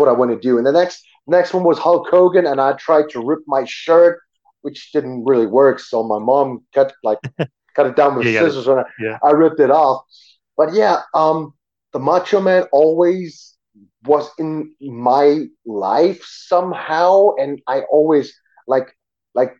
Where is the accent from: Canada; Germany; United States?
Germany; English is a second language; I grew up in Germany, yes, but we had American neighbors